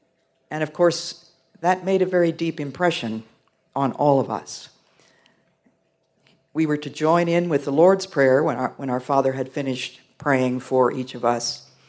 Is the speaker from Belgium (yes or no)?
yes; Belgium; born there; my parents were missionaries, and I was born there in Belgium.